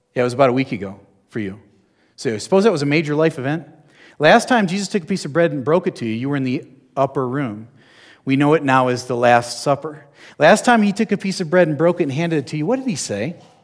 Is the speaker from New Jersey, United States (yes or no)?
yes; New Jersey, United States; I'm from New Jersey